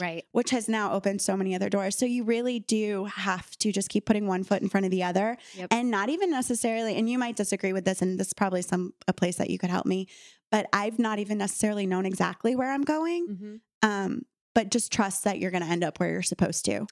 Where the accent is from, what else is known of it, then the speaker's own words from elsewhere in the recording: Miami, Florida, United States; moved away as an adult; growing up in Miami